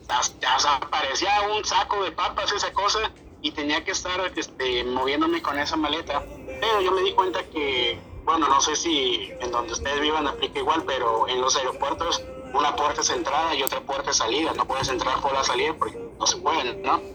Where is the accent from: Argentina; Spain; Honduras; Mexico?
Mexico; moved away as an adult; now in Ecuador; yo soy mexicano